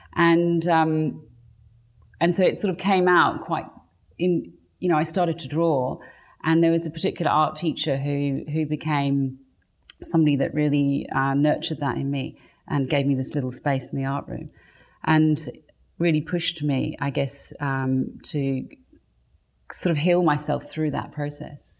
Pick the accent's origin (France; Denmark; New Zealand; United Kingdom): United Kingdom; England; I grew up in England, so um, that's where I was born to English parents.